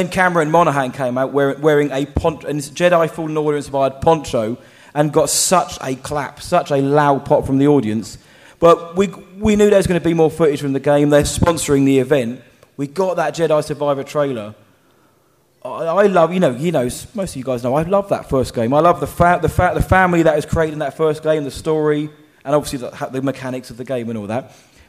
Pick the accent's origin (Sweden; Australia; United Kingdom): United Kingdom; Basildon, East of England; So I said, so am I actually. Funny that I'm working in Essex right now.